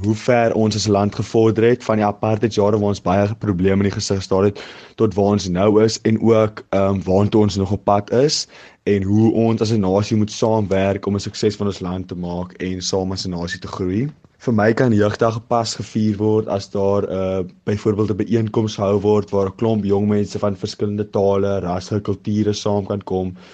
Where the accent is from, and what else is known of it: South Africa